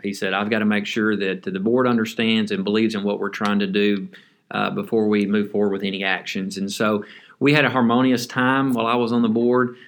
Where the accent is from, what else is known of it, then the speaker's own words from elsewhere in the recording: Henderson, Texas, United States; Citizens National Bank, which was based out of Henderson, my hometown